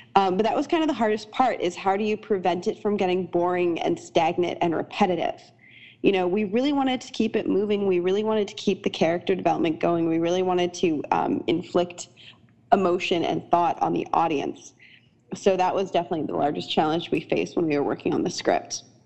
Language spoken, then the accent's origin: English; Canada; now in United States; I'm Canadian and I live in America